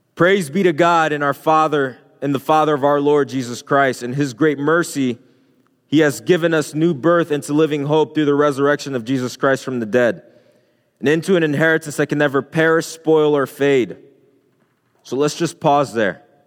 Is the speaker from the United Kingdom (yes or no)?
no; Haiti; moved away; I can remember growing up in Haiti. Um, when I was a little boy, just walking the streets, walking from school